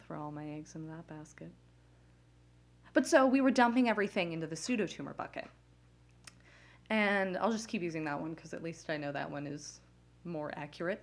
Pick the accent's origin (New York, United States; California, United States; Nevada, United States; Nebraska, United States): Nevada, United States; Las Vegas; now in New Jersey, United States; I grew up in Las Vegas